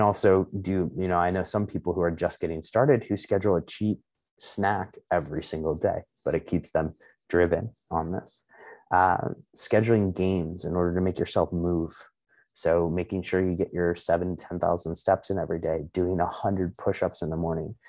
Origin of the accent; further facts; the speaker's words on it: Chicago, Illinois, United States; I was born in Chicago, but like my ancestral heritage is a amalgamation of Eastern European